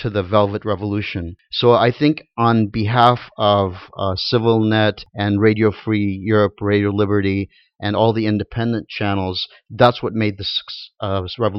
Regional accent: Beirut, Beirut Governorate, Lebanon; moved away; also born or lived in Fresno, California; I was born in Beirut

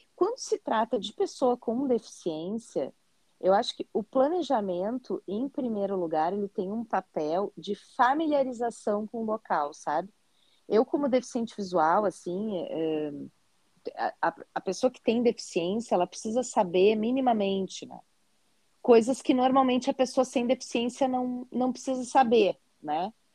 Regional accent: Porto Alegre, Rio Grande do Sul, Brazil; E eu sou gaúcha, né? Sou de Porto Alegre, no Rio Grande do Sul

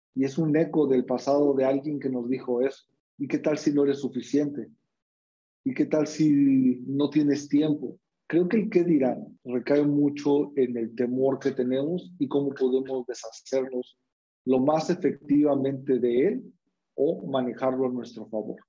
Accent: Mexico; ¿De dónde vengo? Soy mexicano.

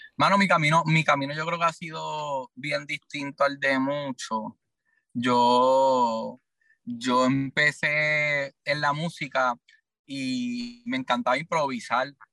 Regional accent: Ponce, Puerto Rico; yo soy de Ponce, que, es del sur de Puerto Rico

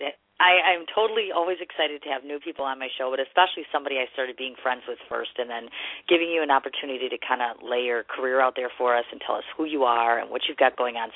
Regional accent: Milwaukee, Wisconsin, United States; I'm from Milwaukee, Wisconsin

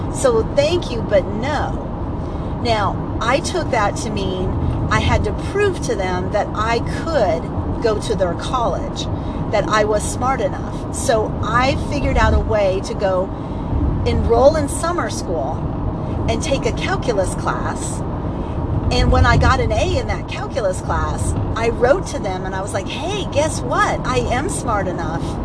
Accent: California, United States; I was from California and I went to a college in Santa Barbara

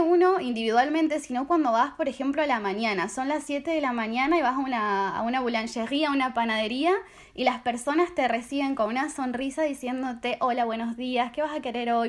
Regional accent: Argentina; moved away as an adult; also born or lived in Strasbourg, France; now in Paris, France; vengo de Argentina, tengo 23 años.

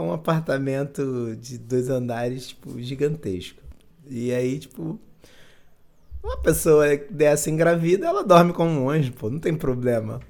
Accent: Belo Horizonte, Minas Gerais, Brazil; sou do, de Belo Horizonte

